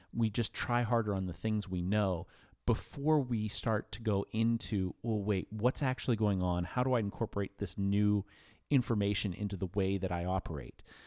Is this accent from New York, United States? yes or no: no; New Castle, Pennsylvania, United States; I grew up in in Newcastle, PA